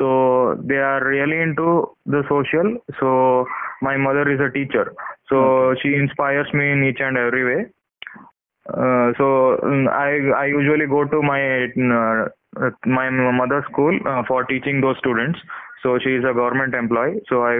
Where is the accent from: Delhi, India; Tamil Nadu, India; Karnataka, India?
Karnataka, India; Kumta; my hometown is Kumta, near Uttarakhand, near Gokarna.